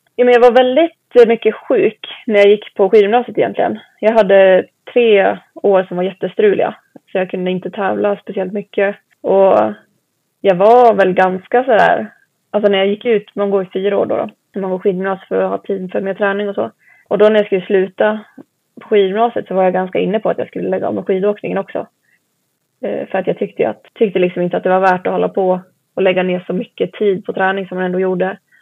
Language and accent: Swedish; Mantorp, Östergötland, Sweden; jag är uppväxt i Mantorp heter det, så det ligger i Östergötland